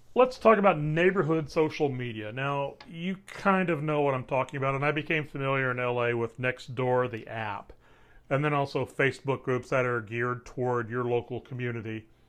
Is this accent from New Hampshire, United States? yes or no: no; Waco, Texas, United States; I'm from Waco